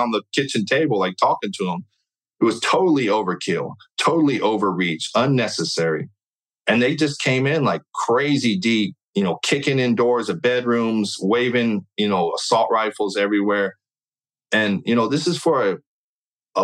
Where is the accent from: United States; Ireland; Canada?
United States; California; I'm from California